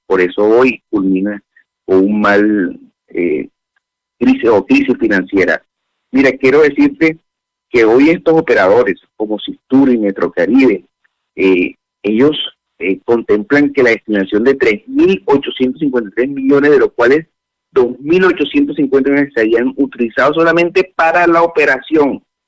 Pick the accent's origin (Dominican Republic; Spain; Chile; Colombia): Colombia; Barranquilla, Atlántico; como barranquillero